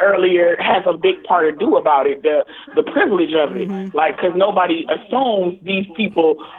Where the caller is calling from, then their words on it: Toledo, Ohio, United States; I'm calling from Toledo, Ohio, the 419